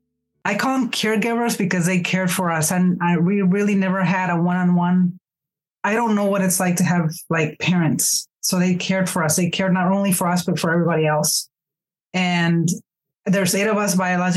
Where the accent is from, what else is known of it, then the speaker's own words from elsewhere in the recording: Mexico; moved away as an adult; now in United States; I am originally from Mexico, and I immigrated into the U.S. when I was 18